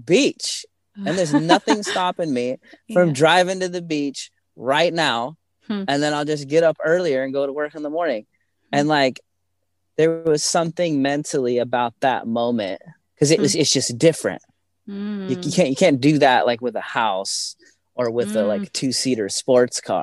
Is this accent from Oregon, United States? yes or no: yes; Portland, Oregon, United States; I was raised in like the Portland like suburbs